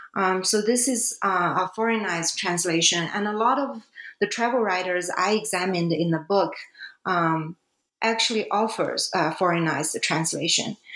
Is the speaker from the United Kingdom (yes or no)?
no; China; English is a second language; now in Canada; here China is my home country